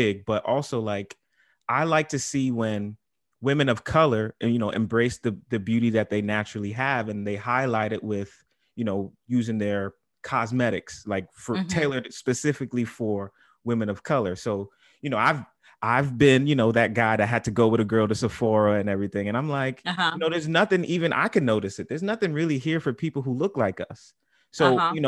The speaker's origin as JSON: {"language": "English", "town": "New York City", "region": "New York", "country": "United States", "said": "I'm from the Bronx."}